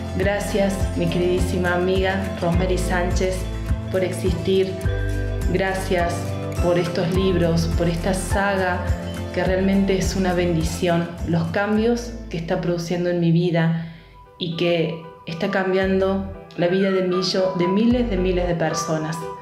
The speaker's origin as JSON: {"language": "Spanish", "country": "Argentina", "said": "de Argentina"}